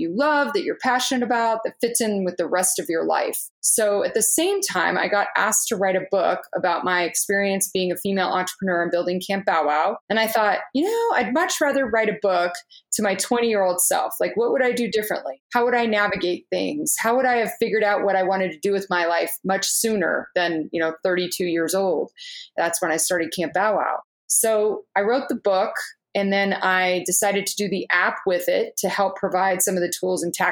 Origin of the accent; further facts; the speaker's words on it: Orange County, California, United States; I grew up in Orange County.